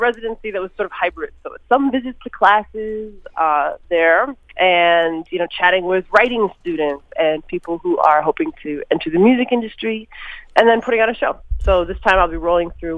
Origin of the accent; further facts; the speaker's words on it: Minneapolis, Minnesota, United States; I was born in Minneapolis